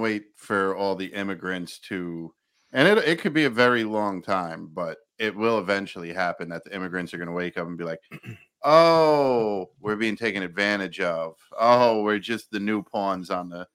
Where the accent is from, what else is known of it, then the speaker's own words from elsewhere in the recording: New York, United States; Where I grew up in New York